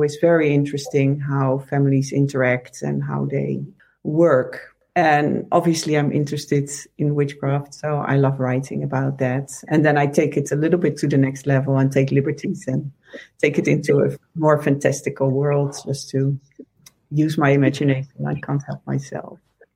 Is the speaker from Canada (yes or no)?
no; Netherlands; moved away as an adult; also born or lived in Amsterdam; now in United States; I'm from the Netherlands originally. I live in the States, but I grew up here in the Netherlands